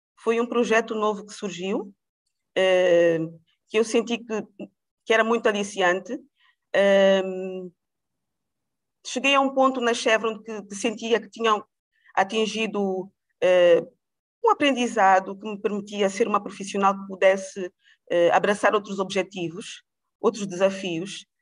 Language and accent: Portuguese; Angola; also born or lived in Portugal / United States; nasci em Portugal, mas fui criada em Angola